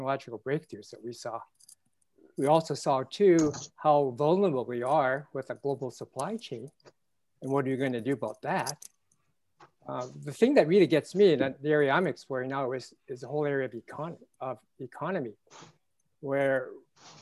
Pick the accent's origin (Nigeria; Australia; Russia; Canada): Canada; as a Canadian